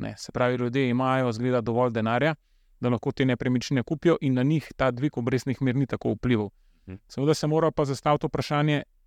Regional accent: Slovenia; Slovenci smo

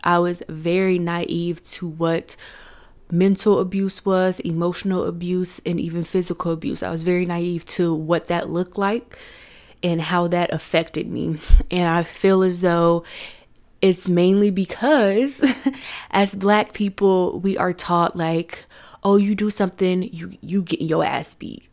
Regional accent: Chattanooga, Tennessee, United States; I was born in Chattanooga, Tennessee on December first, nineteen ninety-three

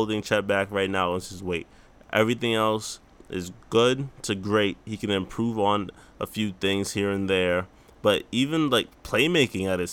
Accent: New York, United States; born or raised there

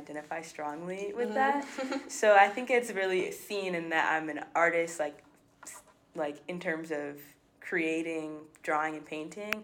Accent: Chicago, Illinois, United States; I'm from Chicago

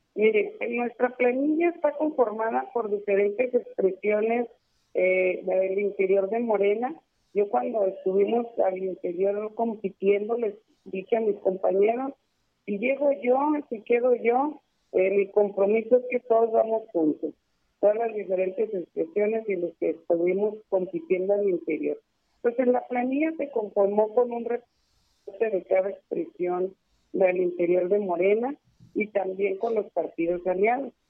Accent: Lerdo, Durango, Mexico; also born or lived in Juárez; Yo soy de Lerdo y conozco bien Lerdo

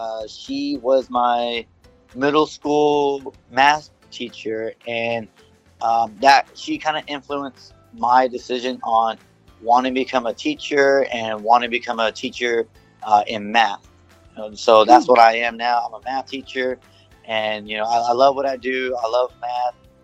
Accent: Pleasanton, Texas, United States; also born or lived in Seguin, Texas; I was born and raised here in Pleasanton, went to school from kinder all the way to senior year going to Pleasanton.

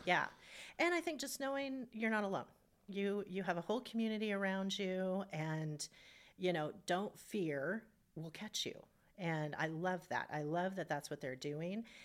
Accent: Spokane, Washington, United States; I grew up in Hilliard

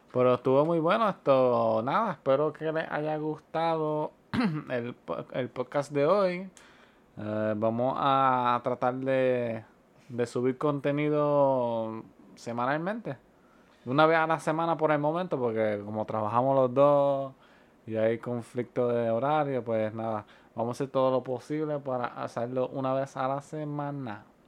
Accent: Puerto Rico; nosotros somos de Puerto Rico

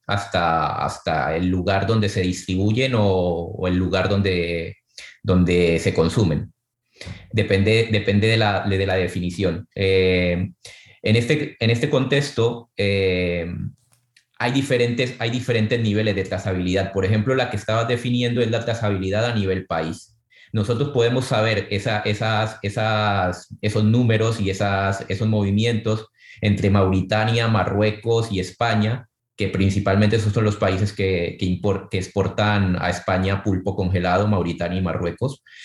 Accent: Santa Marta and Cartagena, Caribbean Region, Colombia; moved away; yo crecí en el Caribe, crecí entre Santa Marta y Cartagena, dos ciudades de Colombia

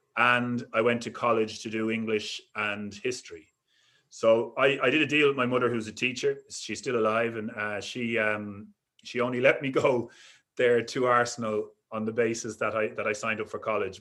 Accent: Dublin, Leinster, Ireland; I was brought up in Dublin, in Crumlin

